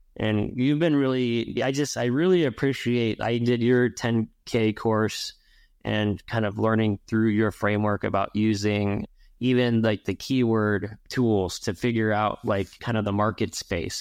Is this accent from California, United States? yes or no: yes; Ventura, California, United States; I grew up in Ventura